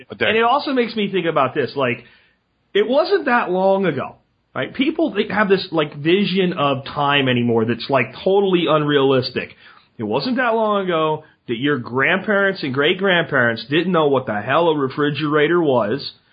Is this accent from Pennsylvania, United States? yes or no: yes; Pennsylvania, United States; I grew up in Pennsylvania